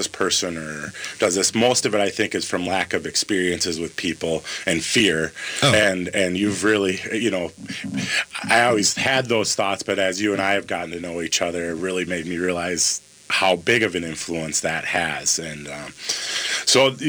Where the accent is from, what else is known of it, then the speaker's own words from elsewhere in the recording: White Bear Lake, Minnesota, United States; I grew up in White Bear Lake, so in the Twin Cities here, in the East Metro